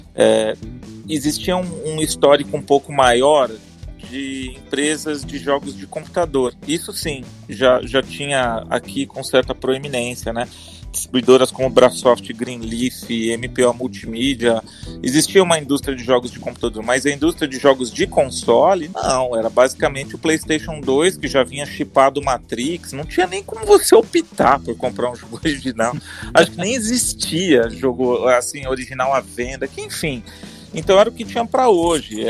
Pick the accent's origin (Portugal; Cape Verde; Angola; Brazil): Brazil; Bauru, São Paulo; moved away as an adult; Eu, eu nasci em Bauru, passei minha vida lá até a faculdade